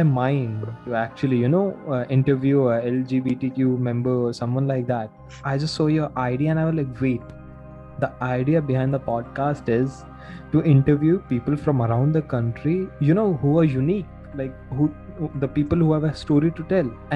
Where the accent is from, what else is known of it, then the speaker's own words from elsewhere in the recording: Gurgaon, Haryana, India; now you live in Gurugram, that's my hometown